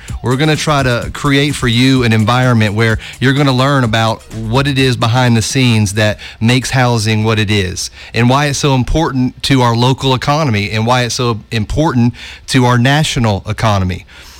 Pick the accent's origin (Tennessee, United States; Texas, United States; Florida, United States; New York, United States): Tennessee, United States; Oak Ridge; moved away as an adult; also born or lived in Knoxville / Atlanta; I was born in Knoxville, grew up in Oak Ridge. And you know, part of my story is that I moved down to Atlanta